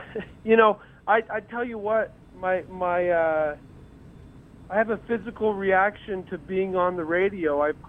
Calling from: Carlsbad, New Mexico, United States; Carlsbad, New Mexico, yes.

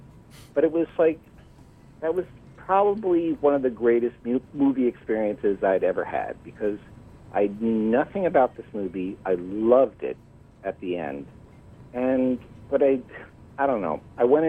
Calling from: Massachusetts, United States; I'm calling from Massachusetts.

